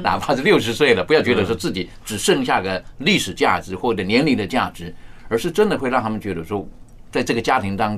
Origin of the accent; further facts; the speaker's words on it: China; 我们面对老人家的时候，我是觉得有的时候在我们中国人的一些的传统、一些的价值观，我是觉得还是十分可取的。